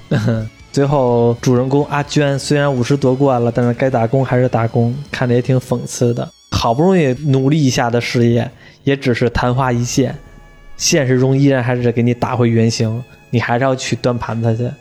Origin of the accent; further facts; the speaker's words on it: northern China, China; 我是北方人